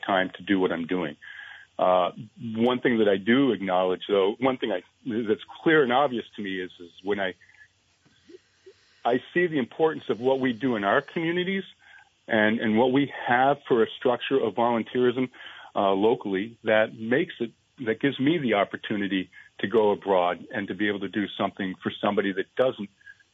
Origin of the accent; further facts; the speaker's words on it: Vermont, United States; moved away as an adult; also born or lived in Rutland, Vermont / Jay, Vermont / Northfield, Vermont / central Maine; now in Maine, United States; Born and raised in Vermont, moved several times throughout the state. Rutland, Jay, ended up in Northfield